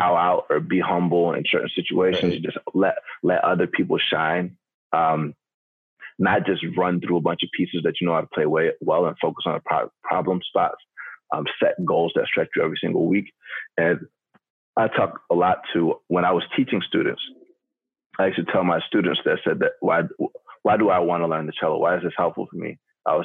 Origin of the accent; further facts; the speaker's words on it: Atlanta, Georgia, United States; growing up in Atlanta, Georgia